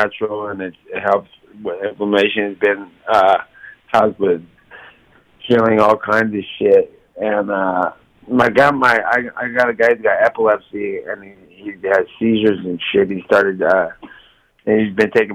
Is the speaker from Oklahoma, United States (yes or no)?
no; Stockton, California, United States; Stockton's just where I come from. It's my hometown.